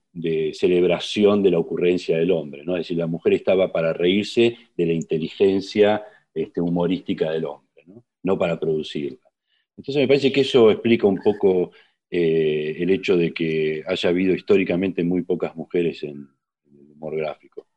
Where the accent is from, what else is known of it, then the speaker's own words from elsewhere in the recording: José Mármol, Buenos Aires Province, Argentina; nos mudamos al Gran Buenos Aires, a José Mármol, barrio de zona sur del Gran Buenos Aires, y ahí viví hasta mi adolescencia, 17 años